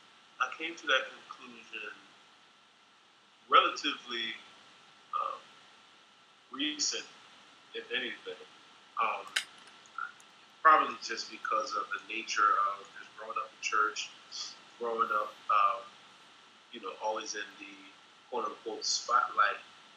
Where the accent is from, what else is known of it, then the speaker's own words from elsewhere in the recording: Philadelphia, Pennsylvania, United States; From Philadelphia. All right. Born and bred.